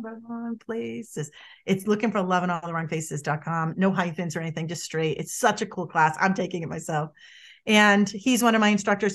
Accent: Boston, Massachusetts, United States; moved away; I'm from Boston originally, if people pick up on my accent or my moxie

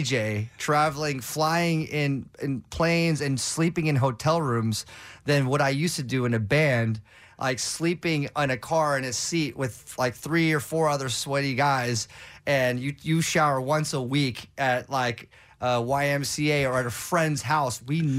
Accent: Los Angeles, California, United States; I mean, I grew up in Southern California in LA, so K-Rock's like, that's the holy grail.

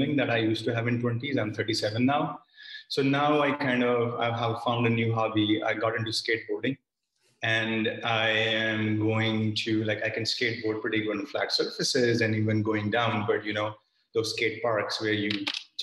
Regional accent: Roorkee, Uttarakhand, India; moved away as an adult; now in United States; I was raised in northern part of India. It's a small town called Roorkee, which is, north of New Delhi

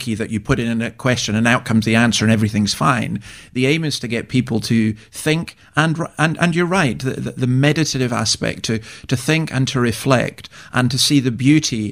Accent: Scotland, United Kingdom; I'm a Scottish Presbyterian who comes from a Brethren background

